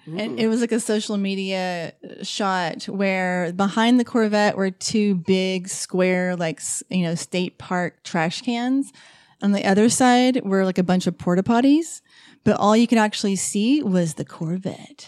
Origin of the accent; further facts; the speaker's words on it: Asheville, North Carolina, United States; I'm from Asheville